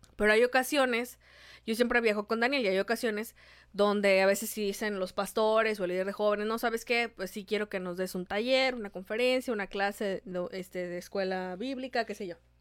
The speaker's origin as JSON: {"language": "Spanish", "country": "Mexico", "said": "Somos de México"}